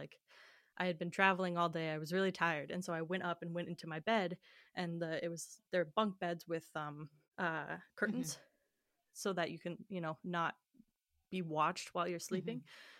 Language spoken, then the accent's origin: English; Illinois, United States; I'm from Illinois.